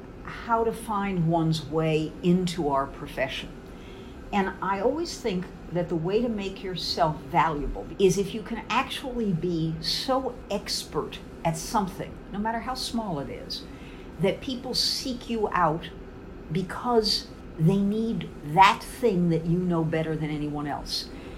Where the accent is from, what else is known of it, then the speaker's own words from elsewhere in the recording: New York City, New York, United States; also born or lived in Washington, D.C.; I was born in the South Bronx to a working class family.